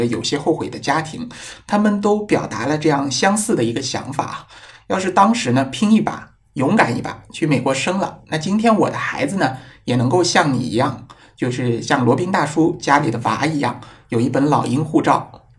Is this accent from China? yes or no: yes; China; 我们中国人